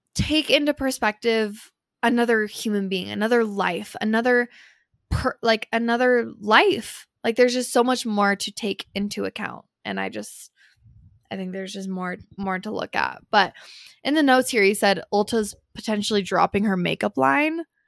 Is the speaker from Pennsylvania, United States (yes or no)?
no; Santa Clarita, California, United States; moved away; also born or lived in Los Angeles; I was born in Santa Clarita